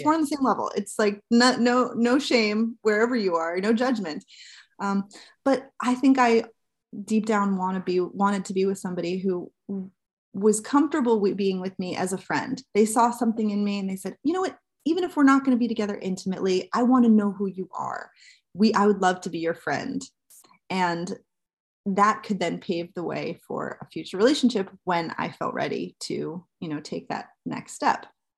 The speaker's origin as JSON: {"language": "English", "region": "New Jersey", "country": "United States", "said": "I'm from New Jersey."}